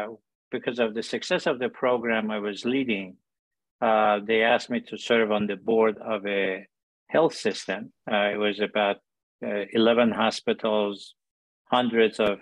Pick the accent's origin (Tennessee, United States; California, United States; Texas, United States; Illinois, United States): Illinois, United States; Chicago; moved away; also born or lived in Iran / Colorado / Cleveland; I was born in Iran, immigrated here with my family, raised in Chicago